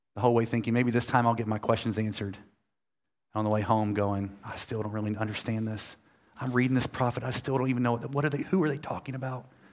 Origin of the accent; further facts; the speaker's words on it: United States; I'm American